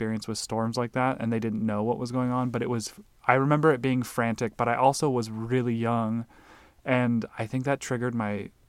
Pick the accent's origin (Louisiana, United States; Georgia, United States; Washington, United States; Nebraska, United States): Nebraska, United States; also born or lived in Alaska; I was born in Alaska, but we moved to Nebraska when I was like 3